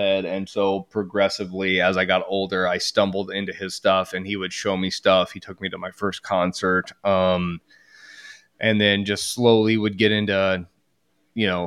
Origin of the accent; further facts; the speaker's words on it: Lafayette, Indiana, United States; now in Indianapolis, United States; I'm originally from Lafayette, Indiana, like the factory town next to where Purdue is.